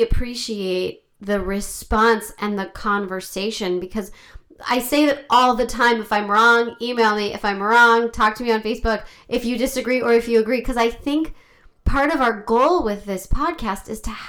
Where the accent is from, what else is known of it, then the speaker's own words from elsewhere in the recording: United States; I'm Jewish and I have Israeli family, but I'm American.